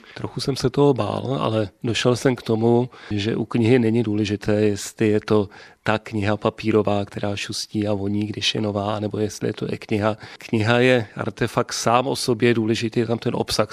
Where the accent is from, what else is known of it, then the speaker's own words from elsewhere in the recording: České Budějovice, South Bohemian Region, Czechia; Čech od narození Budovičák